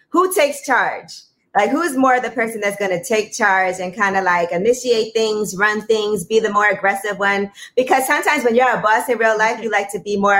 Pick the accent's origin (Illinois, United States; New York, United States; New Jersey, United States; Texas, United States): New York, United States; New York City; I'm from Brooklyn and I do like Southern hospitality.